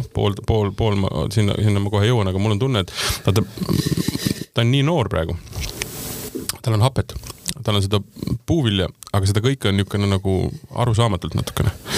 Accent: South Estonia, Estonia; ma olen Lõuna-Eestist

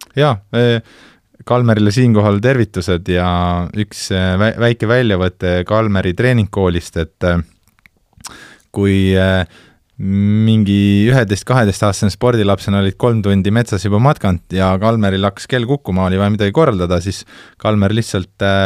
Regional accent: Tartu, Tartu County, Estonia; also born or lived in Kääriku; ma tegelikult kasvasin üles Tartus

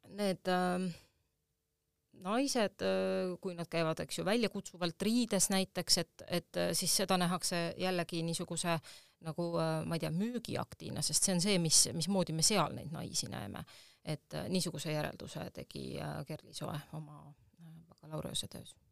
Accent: Tallinn, Harju County, Estonia; ma olen Tallinnast pärit ja siin oli mu kodu

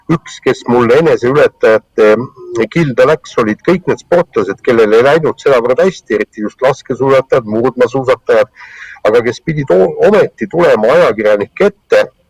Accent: Estonia; ma olen eestlane

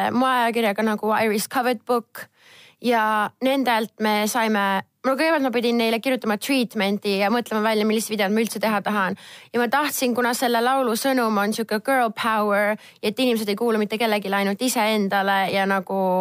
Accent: Estonia; ma olen Eestist

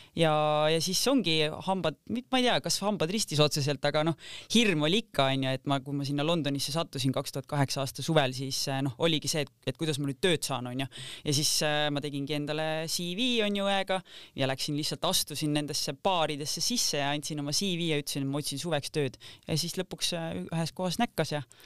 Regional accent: Kose, Harju County, Estonia; mina ühesõnaga kasvasin siis üles Kosel

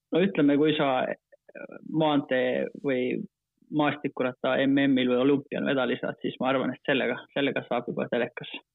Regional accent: Finland; Estonian is a second language; moved away as an adult; now in Estonia; hetkel ma tunnen ennast rohkem eestlasena kui soomlasena

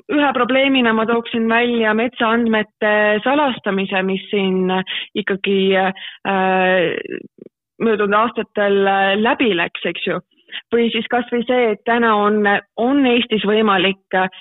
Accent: Tallinn, Harju County, Estonia; moved away as an adult; now in Tartu, Estonia; ma olen üles kasvanud Tallinnas

